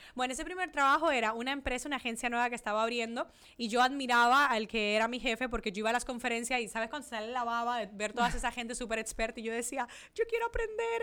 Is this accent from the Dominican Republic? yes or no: yes; Dominican Republic; accent: mixed accents, Spanish 'vale'; moved away as an adult; also born or lived in Italy / Spain; now in Miami, United States; soy dominicana. He vivido en Italia, eh, he vivido en España, por eso tengo muchas veces ese acento y ese vale español